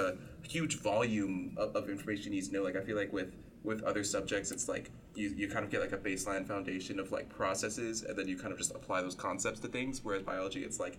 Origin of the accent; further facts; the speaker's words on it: Cibolo, Texas, United States; I'm from like Cibolo, like by New Braunfels